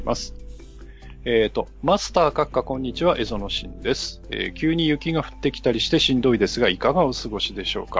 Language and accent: Japanese; Hokkaido, Japan; moved away as an adult; also born or lived in Tokyo; 僕の地元だと地名に鳥取ってあったり